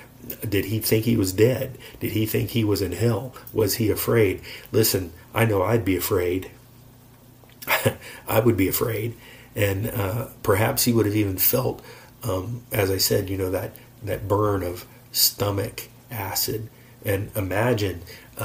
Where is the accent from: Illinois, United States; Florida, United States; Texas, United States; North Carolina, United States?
Florida, United States; we are from Florida and we've lived near the beach